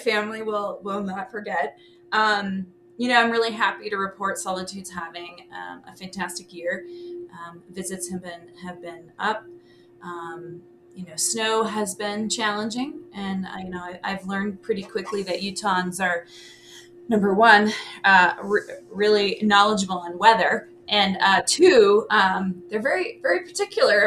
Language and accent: English; Windsor, Vermont, United States; moved away as an adult; now in Utah, United States; I grew up in Windsor, Vermont, and I grew up skiing Mount Ascutney.